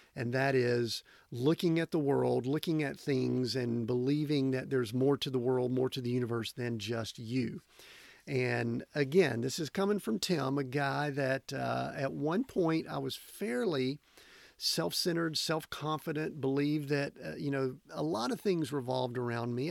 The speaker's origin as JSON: {"language": "English", "region": "Georgia", "country": "United States", "tie": "born or raised there", "moved": "yes", "said": "down in Georgia, back in my hometown, my home area there"}